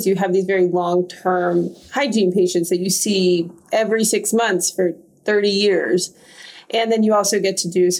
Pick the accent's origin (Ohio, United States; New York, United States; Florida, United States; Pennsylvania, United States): Pennsylvania, United States; Pittsburgh; moved away as an adult; now in Chicago, United States; I'm originally from Pittsburgh, Pennsylvania. Came to Chicago about 10 years ago for residency and stayed here ever since.